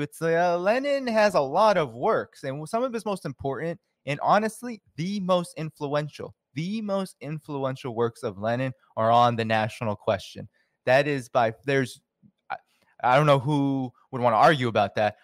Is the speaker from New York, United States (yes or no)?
no; Boston, Massachusetts, United States; I grew up in Boston